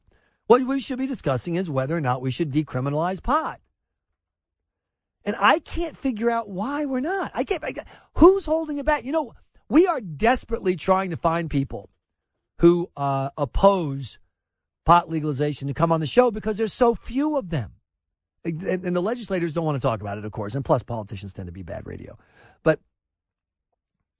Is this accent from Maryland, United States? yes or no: no; South Carolina, United States; now in Georgia, United States; I grew up in South Carolina